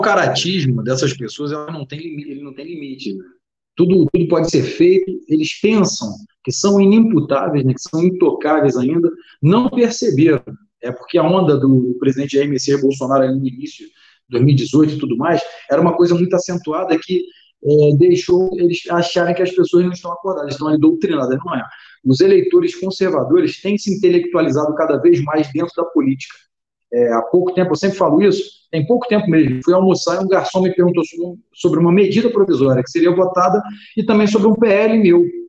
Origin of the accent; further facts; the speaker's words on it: Rio de Janeiro, Brazil; Sou do Rio de Janeiro.